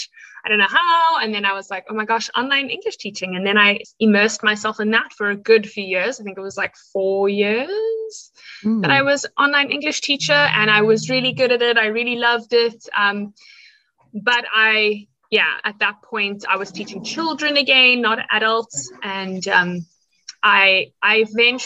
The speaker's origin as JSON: {"language": "English", "country": "South Africa", "said": "I am a South African"}